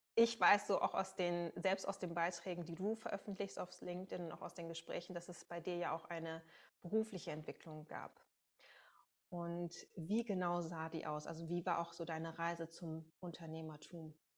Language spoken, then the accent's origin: German; Münsterland, North Rhine-Westphalia, Germany; now in Berlin, Germany; ich komme ursprünglich aus dem Münsterland